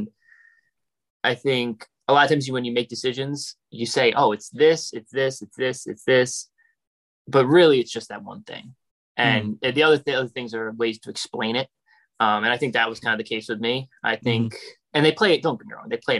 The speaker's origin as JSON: {"language": "English", "region": "New York", "country": "United States", "tie": "born or raised there", "also_born_or_lived": "Germany / Ireland / Edmonton, Canada", "moved": "as an adult", "said": "I grew up in New York, about an hour and a half from the city, played for youth club East Fishkill Thunder, went to John Jay High School"}